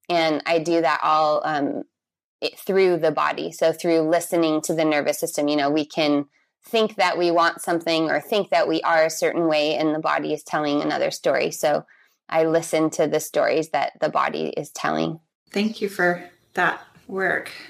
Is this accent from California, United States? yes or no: yes; San Diego, California, United States; also born or lived in Brazil; I am from California, from San Diego, but I lived all over the world. And the last place I lived was Brazil for eight years before I moved back here to California.